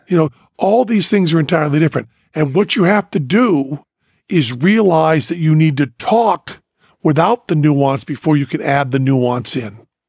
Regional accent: Spain; born there; I don't know the subjunctive tense. I was born in Spain.

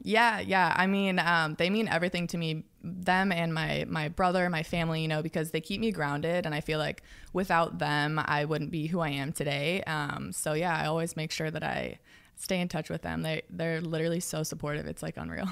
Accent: outside Seattle, Washington, United States; moved away; also born or lived in Los Angeles; I grew up, like, forty minutes outside the city.

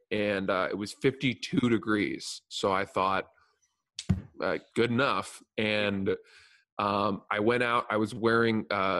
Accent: Maine, United States; I'm from Maine.

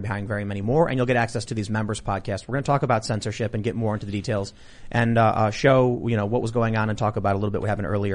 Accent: Chicago, Illinois, United States; I'm from Chicago

